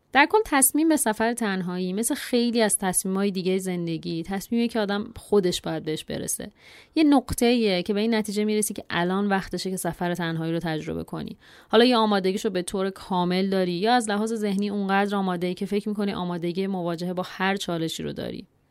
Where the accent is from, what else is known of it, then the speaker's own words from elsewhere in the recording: Iran; ما زنهایی که تو خانواده و جامعه ایرانی بزرگ شدیم